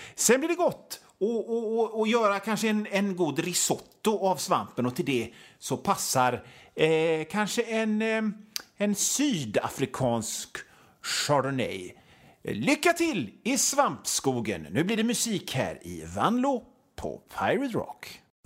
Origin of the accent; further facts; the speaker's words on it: Hönö, Västra Götaland, Sweden; jag är från Hönö